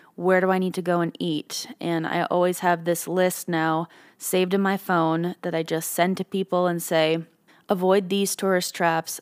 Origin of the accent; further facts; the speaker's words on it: Canada; being a Canadian